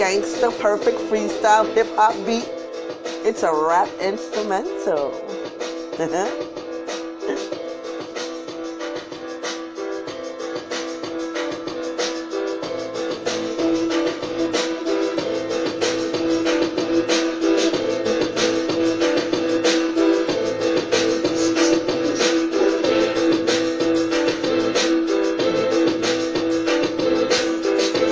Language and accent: English; New York City, New York, United States; I'm from Brooklyn too. We don't say our K's